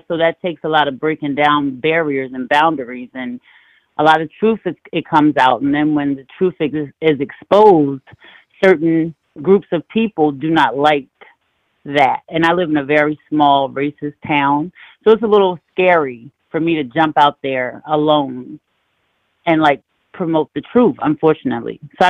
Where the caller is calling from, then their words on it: Maryland, United States; I'm calling from Maryland.